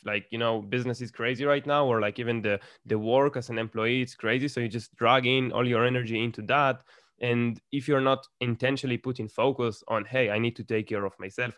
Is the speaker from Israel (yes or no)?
yes; Israel; English is a second language; I grew up here in Israel